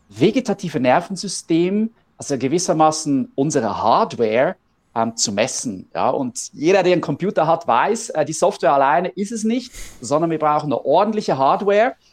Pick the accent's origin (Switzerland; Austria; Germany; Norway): Switzerland; Ähm, wir kommen aus der Schweiz.